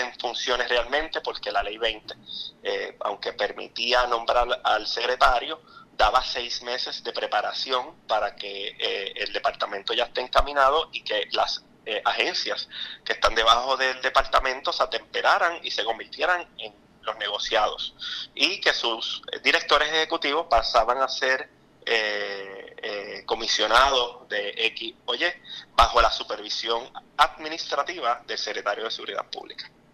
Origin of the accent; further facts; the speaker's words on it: Aguadilla, Puerto Rico; Aguadilla, ese es mi pueblo natural